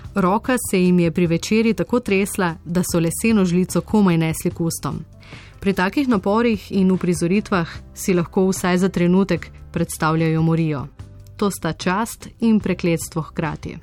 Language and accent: Slovenian; Slovenia